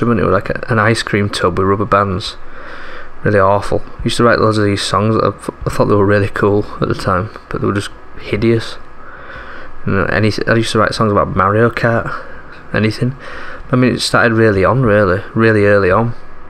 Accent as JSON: {"language": "English", "town": "Leeds", "region": "Yorkshire and the Humber", "country": "United Kingdom", "tie": "born or raised there", "said": "I grew up in Leeds in Yorkshire, up north"}